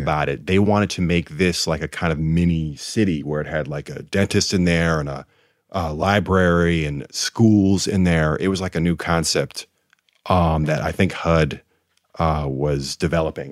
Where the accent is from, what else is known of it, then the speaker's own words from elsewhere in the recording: Rochester, New York, United States; we grew up in Rochester